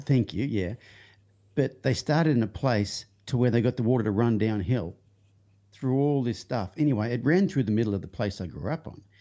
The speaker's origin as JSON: {"language": "English", "town": "Young", "region": "New South Wales", "country": "Australia", "tie": "born or raised there", "said": "the town I grew up in it wa, is called Young, but its original name was Lamming Flat."}